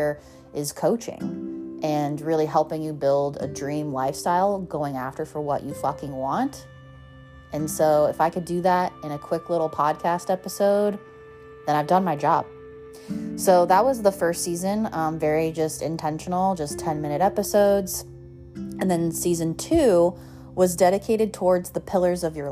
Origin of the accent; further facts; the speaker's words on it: Colorado, United States; moved away as an adult; now in Southern California, United States; moving from growing up in Colorado to moving to Southern California